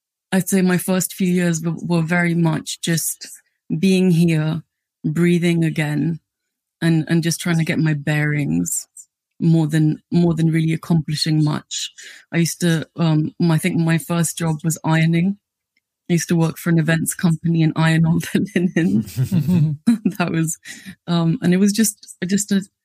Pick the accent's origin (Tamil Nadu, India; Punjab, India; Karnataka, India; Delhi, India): Delhi, India; now in United Kingdom; I grew up in Delhi